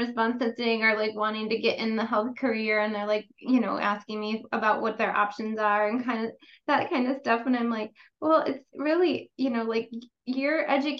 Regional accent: New York, United States; I'm from New York

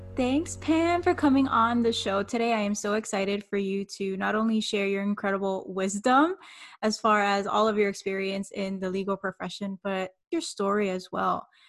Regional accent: Miami, Florida, United States; I'm coming from Miami

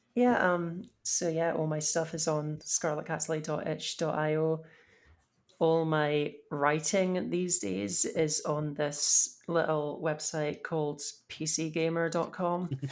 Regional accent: United Kingdom

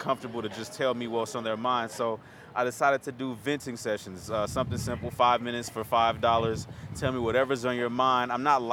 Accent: Chicago, Illinois, United States; now in Minneapolis, United States; Born and raised in Chicago

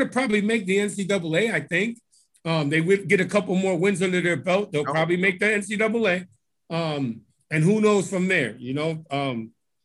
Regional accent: Connecticut, United States; I'm from Connecticut

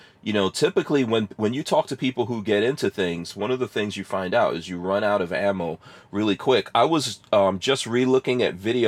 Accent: New York City, New York, United States; also born or lived in Guyana; I grew up in New York City, man. I grew up in, Queens. In New York City, in Queens, Far Rockaway, son, in the crack 80s

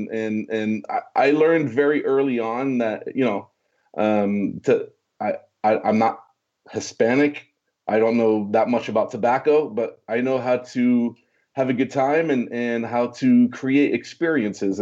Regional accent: Switzerland; moved away; also born or lived in Orange County, California; I speak fluent French because I was born in Switzerland.

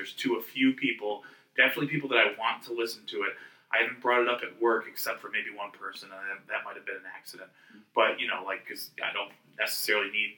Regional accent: New Britain, Connecticut, United States; I grew up in New Britain

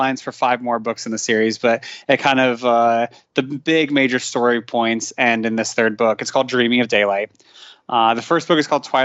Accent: United States; moved away; I'm an American

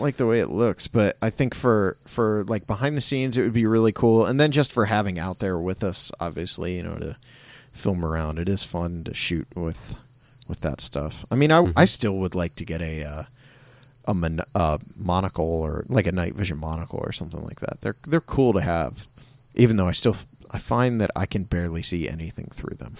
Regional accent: Wadsworth, Ohio, United States; born or raised there

